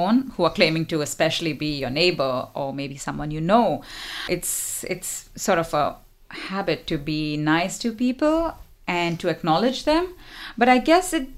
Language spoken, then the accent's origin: English; India; moved away; I come from India, which is also facing hardships